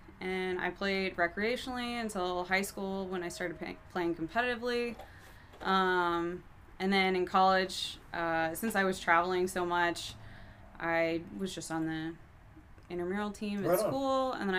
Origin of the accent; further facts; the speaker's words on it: Melbourne, Florida, United States; moved away; I am from Melbourne. Kind of a small town, east coast of Florida. So I grew up on the beach.